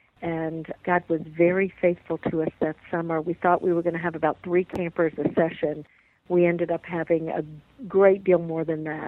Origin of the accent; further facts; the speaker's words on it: New Orleans, Louisiana, United States; moved away as an adult; now in North Carolina, United States; David and I both grew up in New Orleans